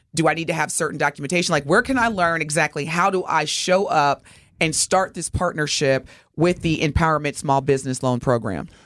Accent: Evansville, Indiana, United States; my hometown, Evansville, Indiana

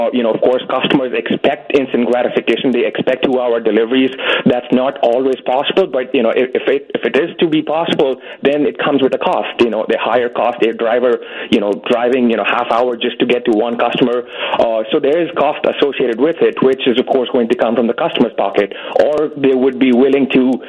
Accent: India; also born or lived in Manhattan; now in New York, United States; I am from India, so, you know, we cook, we really depend on cooking our own, you know, ethnic food

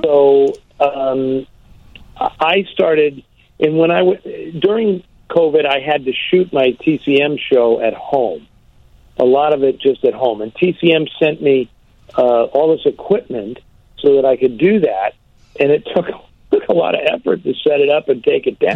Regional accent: San Francisco, California, United States; San Francisco, which is my hometown

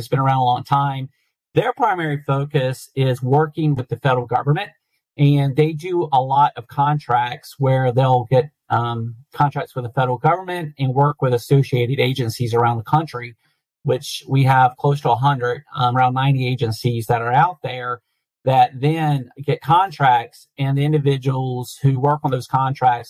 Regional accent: North Carolina, United States; I grew up in North Carolina

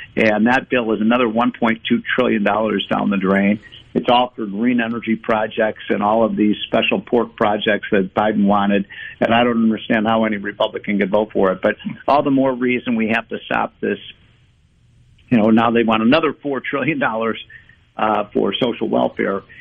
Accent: Illinois, United States; I'm from Illinois

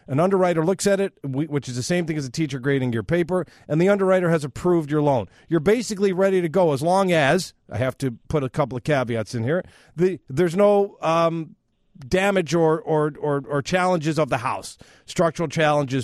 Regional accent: Northbrook, Illinois, United States; I'm from Northbrook

